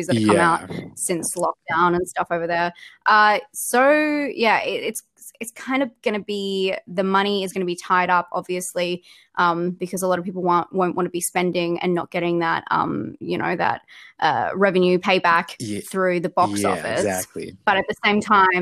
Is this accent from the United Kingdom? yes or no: no; Australia; accent: Australian; I'm Australian. That's what the accent is